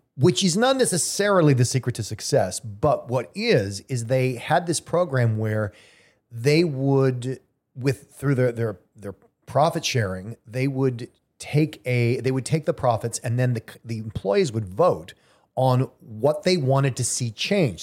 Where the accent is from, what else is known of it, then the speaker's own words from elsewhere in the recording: Southern California, United States; moved away; I grew up in Southern California. We were always comfortable.